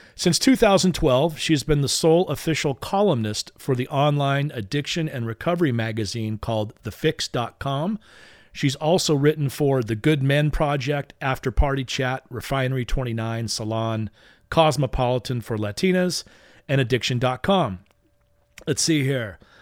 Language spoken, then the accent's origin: English; Long Beach, California, United States; my hometown. That would be Long Beach, California